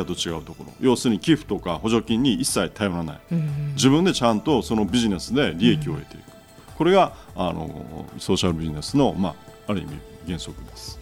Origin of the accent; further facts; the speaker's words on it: Fukuoka, Japan; moved away as an adult; also born or lived in New York; ふるさとの福岡に戻ってきた